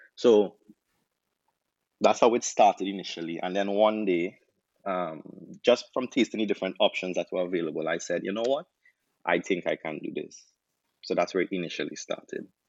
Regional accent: Trinidad & Tobago; moved away as an adult; now in Jamaica; I'm from Trinidad, uh, there's not a lot of Trini options here in Jamaica

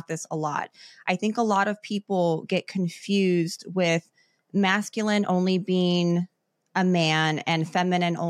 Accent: Chicago, Illinois, United States; I grew up in Chicago

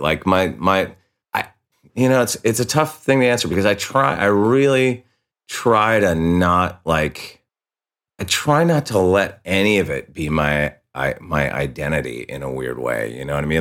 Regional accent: Santa Barbara, California, United States; we're from Santa Barbara, dude. Like, half the people we grew up with are dead.

